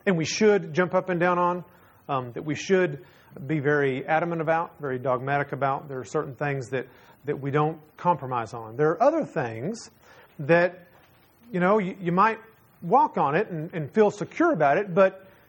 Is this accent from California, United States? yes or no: no; Texas, United States; I'm from Texas